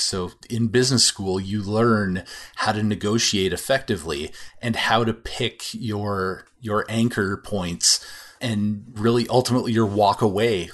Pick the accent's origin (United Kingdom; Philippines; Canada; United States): Canada; as a Canadian